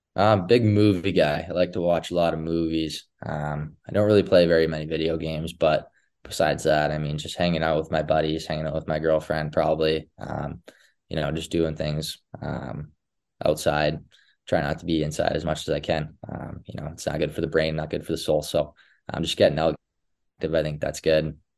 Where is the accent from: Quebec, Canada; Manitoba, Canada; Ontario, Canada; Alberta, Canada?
Alberta, Canada; Edmonton; all of us just growing up around Edmonton